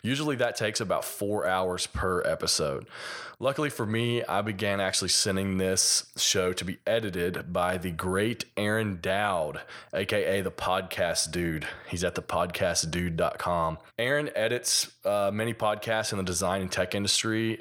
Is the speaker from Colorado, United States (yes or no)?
no; Kentucky, United States; accent: hillbilly; I'm from Kentucky, so a little bit of my, uh, hillbilly accent